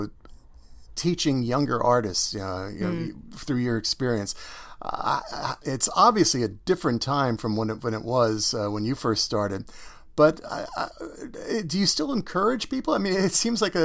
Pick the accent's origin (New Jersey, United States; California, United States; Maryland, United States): New Jersey, United States; Teaneck; I grew up in New Jersey as well, here in Teaneck, New Jersey, where we're broadcasting from